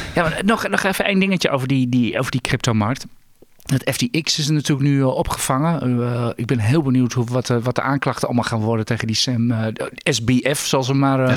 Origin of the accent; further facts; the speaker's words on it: Netherlands; als Hollander.